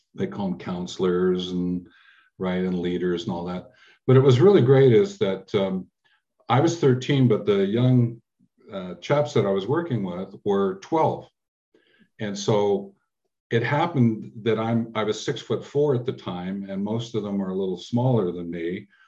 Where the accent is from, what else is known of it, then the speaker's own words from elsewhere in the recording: Canada; also born or lived in England; I was born in England and we came over when I was about six years old to Canada.